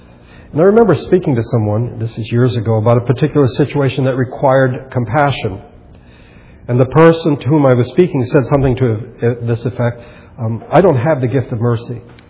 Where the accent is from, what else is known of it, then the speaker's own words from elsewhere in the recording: United States; I'm an American and I live in this country